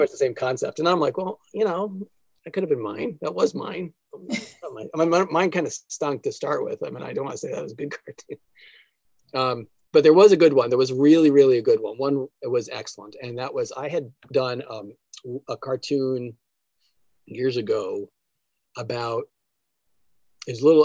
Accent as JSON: {"language": "English", "region": "New Jersey", "country": "United States", "tie": "born or raised there", "also_born_or_lived": "New York", "said": "growing up in New Jersey, I think it was one of those things my with my family when they raised me"}